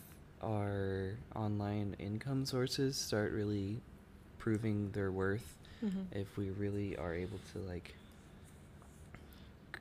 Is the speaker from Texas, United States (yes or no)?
yes; Texas, United States; we are living in Texas right now. I am from Texas.